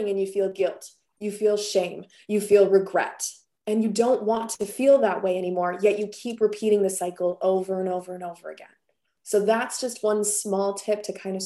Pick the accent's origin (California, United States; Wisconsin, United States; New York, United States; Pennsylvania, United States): Wisconsin, United States; I come from Wisconsin